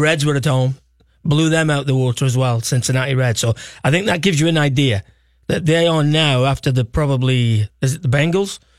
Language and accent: English; Stoke-on-Trent, West Midlands, United Kingdom; moved away; I'm not from Liverpool. I'm from Stoke.